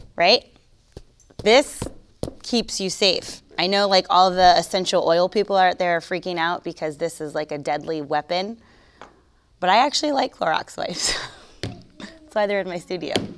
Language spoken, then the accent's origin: English; Florida, United States; I'm from Florida